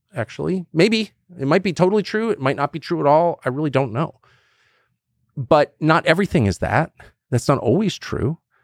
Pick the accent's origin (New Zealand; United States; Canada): United States; Southern California; also born or lived in Washington, D.C.; growing up in Southern California with Koreans